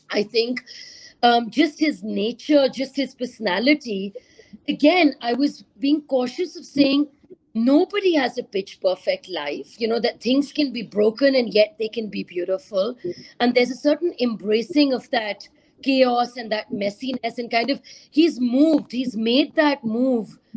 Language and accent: English; Karachi, Sindh, Pakistan; growing up in Karachi, there's always this threat about, you know, an India-Pakistan border breakout.